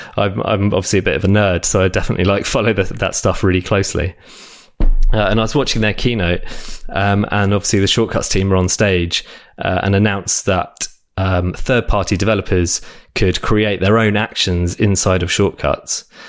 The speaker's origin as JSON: {"language": "English", "region": "South of England", "country": "United Kingdom", "tie": "born or raised there", "also_born_or_lived": "France", "lives_now": "London, United Kingdom", "said": "I grew up in uh, south of England"}